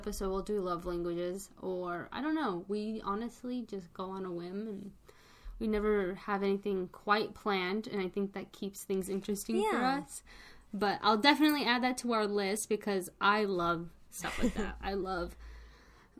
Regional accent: New Mexico, United States; we're both from New Mexico.

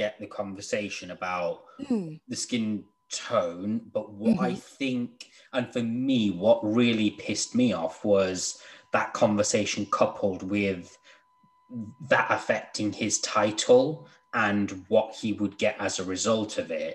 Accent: United Kingdom

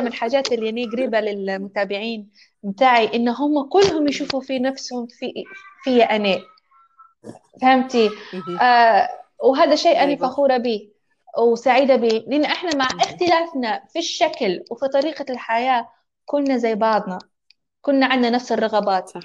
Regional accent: Libya; also born or lived in Tripoli; أني إنسانة مولودة وعايشة في ليبيا، هويتي ليبية

